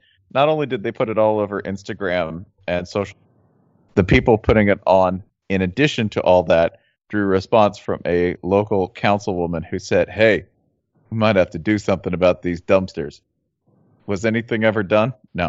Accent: Atlanta, Georgia, United States; I'm from Atlanta.

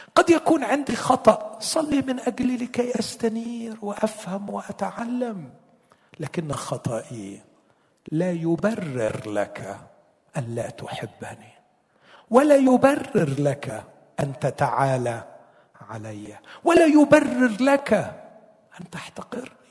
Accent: Egypt; عندنا في مصر

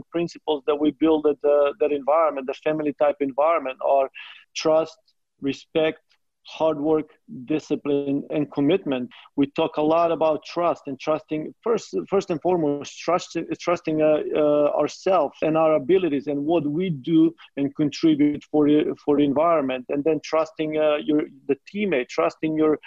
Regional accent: North Macedonia; moved away as an adult; also born or lived in Midwest, United States; now in United States; even though I'm coming from Macedonia, I consider myself a Midwestern. Being here for 20 years

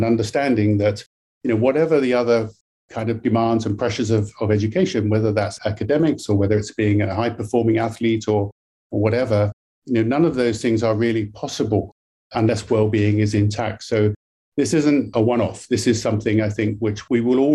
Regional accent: United Kingdom; now in British Columbia, Canada; I'm obviously from the UK, you can tell from my accent originally

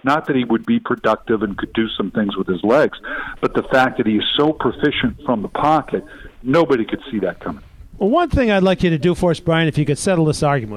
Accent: Ohio, United States; I was born in Ohio. I'm, a, I'm an Ohio guy

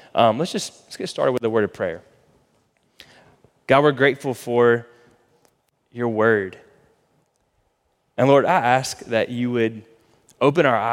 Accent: Florida, United States; now in Texas, United States; we grew up in Florida

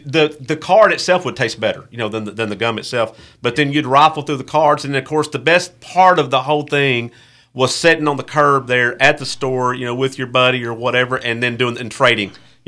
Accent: Texas, United States; I grew up in Texas

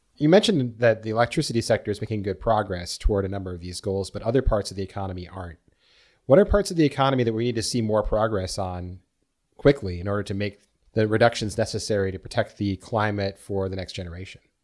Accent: Minnesota, United States; I grew up here in Minnesota

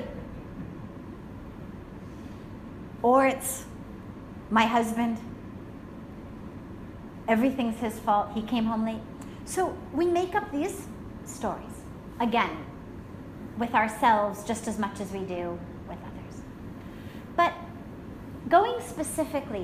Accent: United States; I'm American

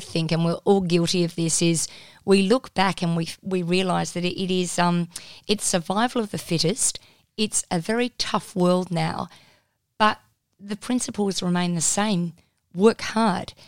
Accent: Perth, Western Australia, Australia; moved away as an adult; also born or lived in Wollongong, New South Wales / Melbourne; I wasn't from Melbourne. I was from Perth.

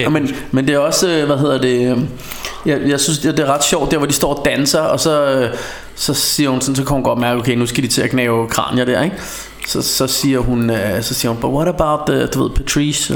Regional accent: Denmark; vi bare som danskere

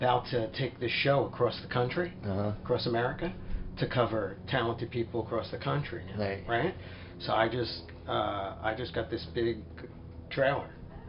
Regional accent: New York City, New York, United States; accent: Brooklynese; I'm from Brooklyn.

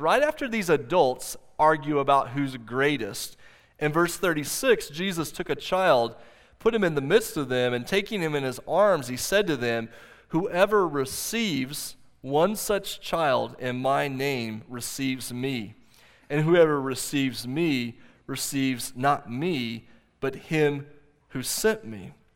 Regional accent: Oklahoma, United States; I grew up here in Oklahoma

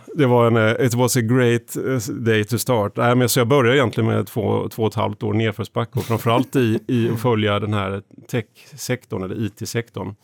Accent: Eksjö, Jönköping County, Sweden; när jag växte upp, eh, Eksjö i Småland

